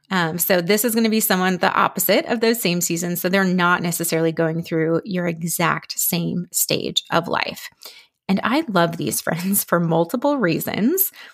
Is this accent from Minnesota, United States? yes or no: yes; Minnesota, United States; moved away as an adult; also born or lived in Philadelphia; now in Dallas, United States; we're actually originally from Minnesota